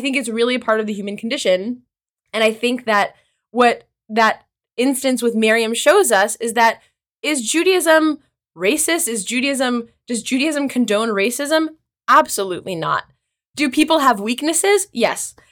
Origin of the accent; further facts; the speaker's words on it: Kansas, United States; also born or lived in Israel / North Carolina; now in New York, United States; I'm from the Midwest. I'm from Kansas originally